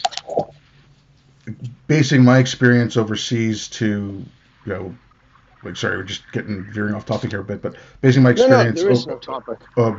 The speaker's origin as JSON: {"language": "English", "town": "Montreal", "region": "Quebec", "country": "Canada", "tie": "born or raised there", "also_born_or_lived": "India", "said": "I'm Canadian and I grew up in Montreal, so I speak both the languages"}